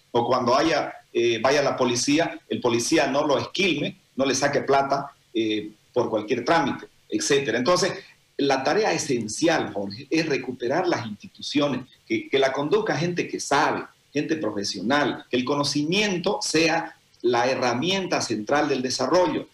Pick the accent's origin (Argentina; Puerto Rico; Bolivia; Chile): Bolivia; Santa Cruz; nosotros como cruceños